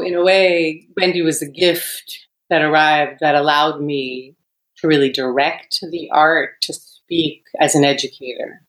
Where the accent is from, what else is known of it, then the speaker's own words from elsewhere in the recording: New York City, New York, United States; I was raised in New York City